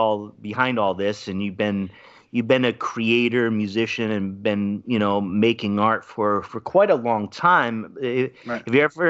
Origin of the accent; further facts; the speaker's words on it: Pawtucket, Rhode Island, United States; I grew up next door in Pawtucket, Rhode Island